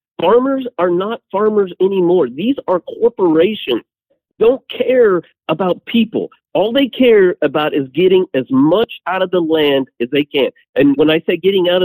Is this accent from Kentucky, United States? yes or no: no; Southwest Kansas, United States; I'm from Southwest Kansas